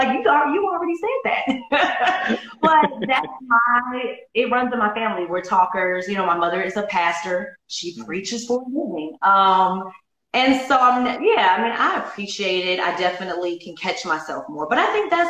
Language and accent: English; Chicago, Illinois, United States; I'm from Chicago